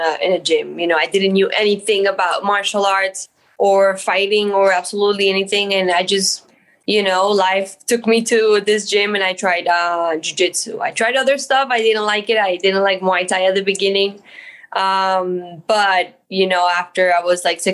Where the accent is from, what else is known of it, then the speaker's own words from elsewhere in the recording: Colombia; also born or lived in Miami; I was born in Colombia, and I lived in Miami and then went back to Colombia when I was 3-4 years old.